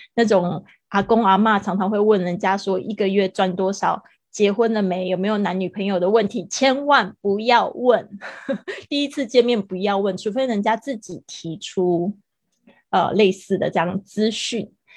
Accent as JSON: {"language": "Chinese", "town": "Kaohsiung", "country": "Taiwan", "tie": "born or raised there", "also_born_or_lived": "Taipei", "moved": "as an adult", "lives_now": "Spain", "said": "但是应该最长的时间会是在高雄，高雄应该是从我小学四年级一直到我的，就是，呃，高中毕业，我都是在高雄"}